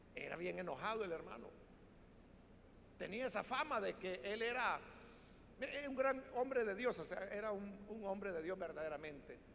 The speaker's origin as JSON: {"language": "Spanish", "country": "El Salvador", "said": "así es como hablamos los salvadoreños, todos lo hacemos en diminutivo."}